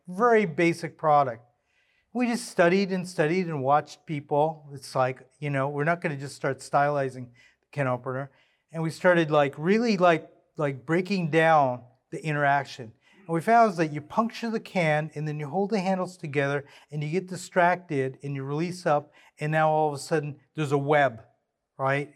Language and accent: English; Southern California, United States; I grew up in Southern California